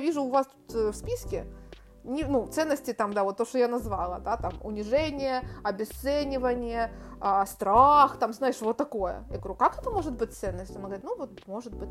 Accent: Ukraine; moved away as an adult; also born or lived in Turkey; now in Spain

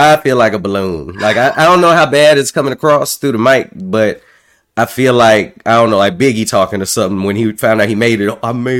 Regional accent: Virginia, United States; y'all know I'm from Virginia.

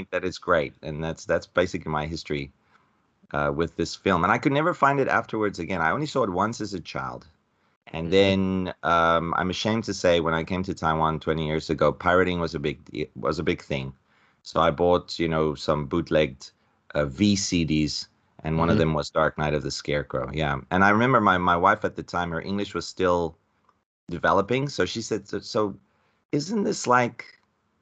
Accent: South Africa; I'm from South Africa, much different from you guys

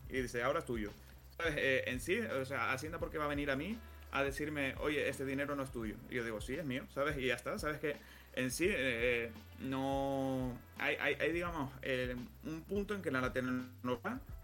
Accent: Canary Islands, Spain; soy, canario

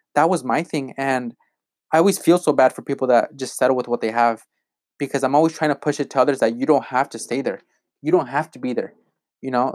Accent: Malott, Washington, United States; I grew up in Malotte, Washington, and no one knows where that is

